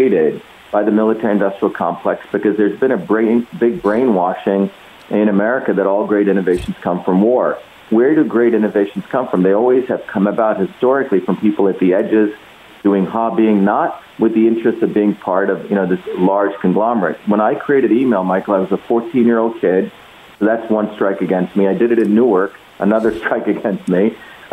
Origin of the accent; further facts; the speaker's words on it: India; now in United States; I grew up in the Indian caste system